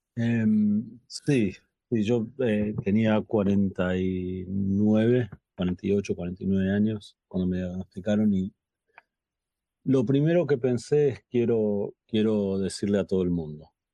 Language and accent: Spanish; Buenos Aires, Argentina; now in Los Angeles, United States; nací en Buenos Aires, Argentina